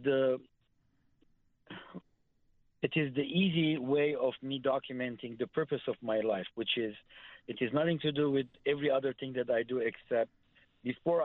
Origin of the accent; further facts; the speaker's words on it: Lebanon; moved away as an adult; also born or lived in United States; now in Armenia; I was born in Lebanon, 1962. I migrated to the U.S. for education and a better life in 1981.